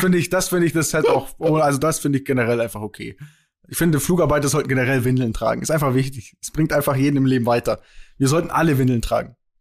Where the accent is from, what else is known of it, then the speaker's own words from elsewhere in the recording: Bavaria, Germany; also born or lived in Kempten; bei uns in Bayern